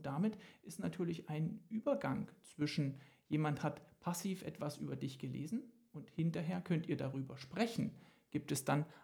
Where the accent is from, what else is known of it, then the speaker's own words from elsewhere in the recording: Köthen, Saxony-Anhalt, Germany; Dann darf ich an dieser Stelle meine Heimatstadt loben, namens Köthen, in der Bach gelebt hat.